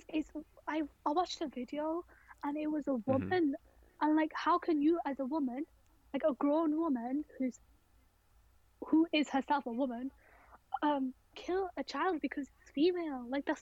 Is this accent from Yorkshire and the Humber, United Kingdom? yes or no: no; Rochdale, North West England, United Kingdom; I'm born and bred in Rochdale